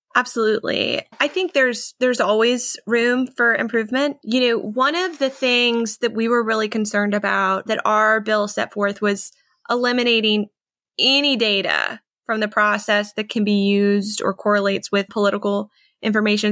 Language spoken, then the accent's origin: English; North Carolina, United States; moved away as an adult; also born or lived in New York; come back to my home state where my whole family was